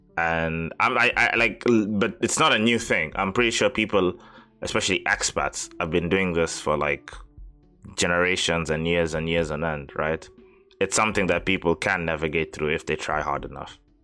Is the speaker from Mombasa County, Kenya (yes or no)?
yes; Mombasa, Mombasa County, Kenya; also born or lived in Kyushu, Japan; now in Japan; growing up in Mombasa